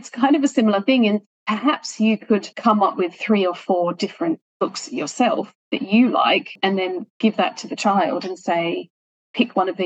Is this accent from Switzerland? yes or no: no; Sydney, New South Wales, Australia; I grew up in Hornsby in Sydney, which is kind of 45 minutes north of Sydney City.